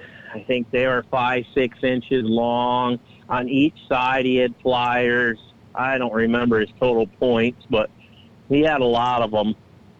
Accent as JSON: {"language": "English", "region": "Michigan", "country": "United States", "moved": "yes", "lives_now": "Iowa, United States", "said": "from Iowa. Originally come from Michigan 12 years ago, and decided to take up Iowa as my home residence and love it here ever since I came out."}